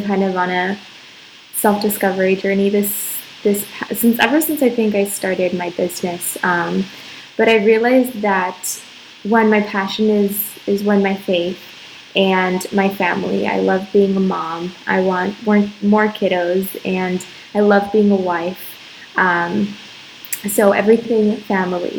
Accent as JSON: {"language": "English", "region": "Arizona", "country": "United States", "moved": "as an adult", "lives_now": "Dominican Republic", "said": "I'm from Arizona, and I met my husband in Arizona"}